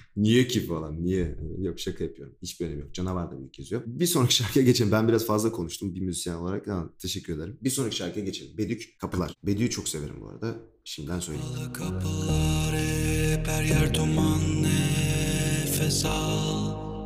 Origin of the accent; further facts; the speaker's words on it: Ankara, Turkey; Ben de Ankaralıyım. Memleketim